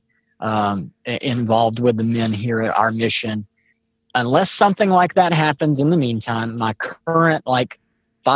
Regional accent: Mobile, Alabama, United States; I'm from Mobile, Alabama

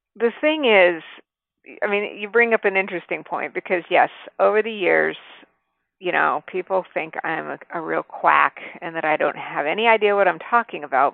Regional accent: New Mexico, United States; I grew up in New Mexico

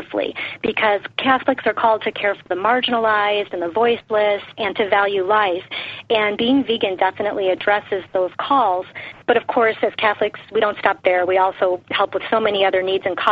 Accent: Detroit, Michigan, United States; I grew up in Detroit, Michigan, in a very meat and potatoes eating family

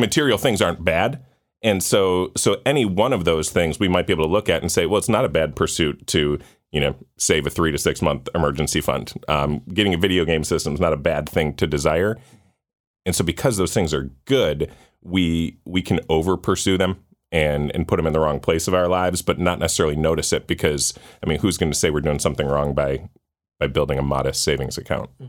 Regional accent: Orchard Park, New York, United States; I grew up in Orchard Park, um, outside of Buffalo

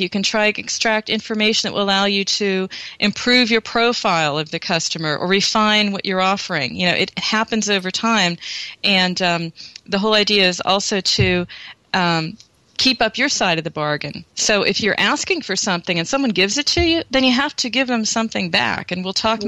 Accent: United States; now in Germany; I'm American, but I'm living in Europe where it's very different

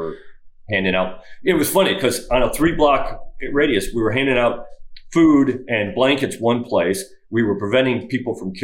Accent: Northern Illinois, United States; moved away; I grew up in Northern Illinois

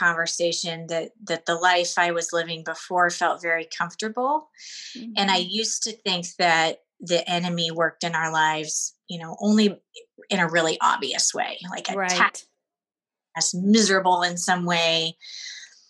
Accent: Seattle, Washington, United States; moved away as an adult; now in Connecticut, United States; I grew up in Seattle, so I was raised on the West Coast, very used to that culture.

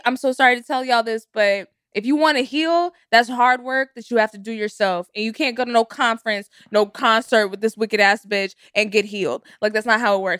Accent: Texas, United States; I grew up in Texas

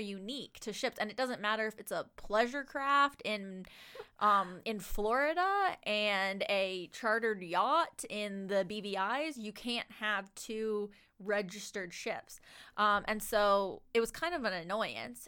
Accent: Lunenburg, Nova Scotia, Canada; I'm from Lunenburg

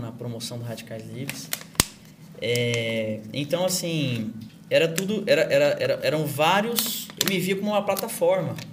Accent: Goiânia, Goiás, Brazil; Eu sou de Goiânia, Interior. terra do sertanejo.

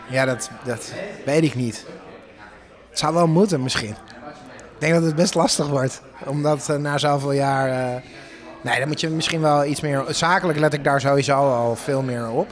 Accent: Netherlands; moved away as an adult; now in Austin, United States; als Hollander

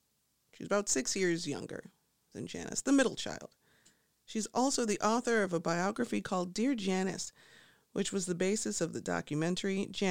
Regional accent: Midwest, United States; now in Chicago, United States; And as a Midwesterner, I think we're always just hoping someone else's landscape will make ours look more interesting by comparison. I mean, sure, we have skyscrapers here. I'm in Chicago.

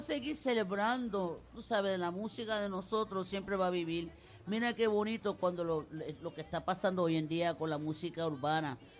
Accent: Puerto Rico; moved away; nuestro país, de Puerto Rico

